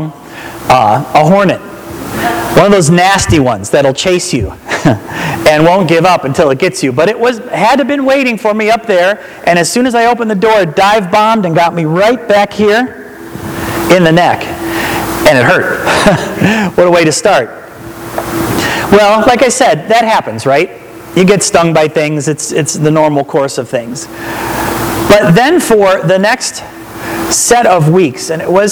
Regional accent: Akron, Ohio, United States; I'm from Akron

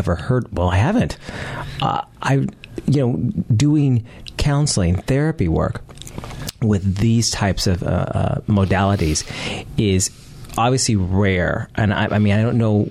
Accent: United States; I'm an American

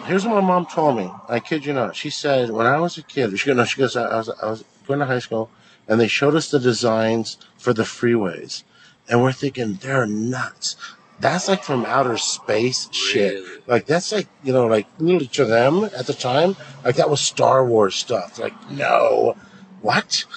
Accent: La Mirada, California, United States; also born or lived in East Los Angeles; La Mirada High School

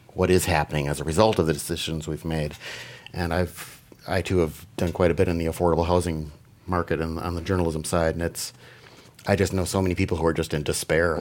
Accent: Green Bay, Wisconsin, United States; moved away; when I was a little child growing up in Green Bay, Wisconsin

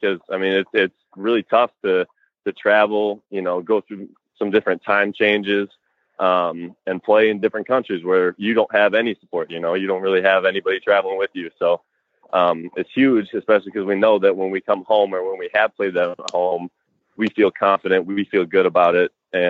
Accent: Michigan, United States; Central Michigan University is only a couple hours away from me, mm-hmm. my hometown.

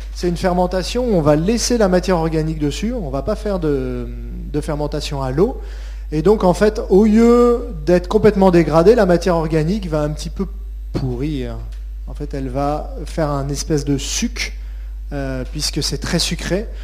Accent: France; En tant que Français et qu'Européens

